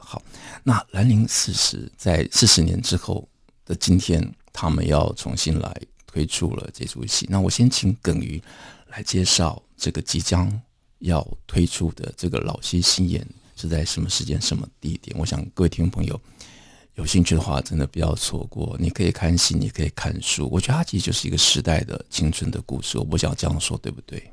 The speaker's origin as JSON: {"language": "Chinese", "region": "Taipei", "country": "Taiwan", "tie": "born or raised there", "said": "其实我小时候住在剑潭"}